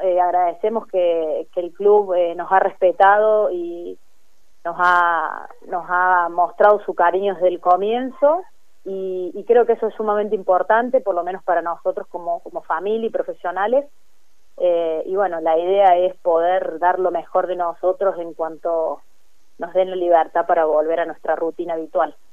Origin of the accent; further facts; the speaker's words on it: Córdoba, Argentina; moved away as an adult; now in Río Cuarto, Argentina; yo me crié en Córdoba y los últimos seis años había estado un poco más lejos